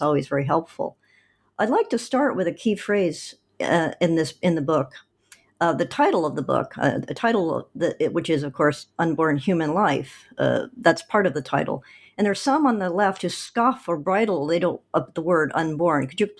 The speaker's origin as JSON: {"language": "English", "region": "Oregon", "country": "United States", "tie": "born or raised there", "said": "my home state of Oregon."}